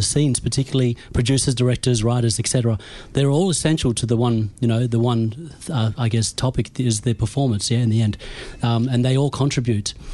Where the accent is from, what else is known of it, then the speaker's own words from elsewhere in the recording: Nyikina country, the Kimberley, Western Australia, Australia; now in Melbourne, Australia; I'm from Nyigana country, which is in the Kimberleys